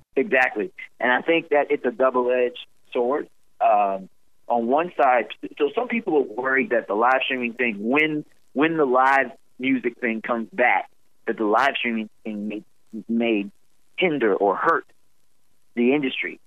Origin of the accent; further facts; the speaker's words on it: Roanoke, Virginia, United States; now in Charlotte, United States; Roanoke, Virginia, my hometown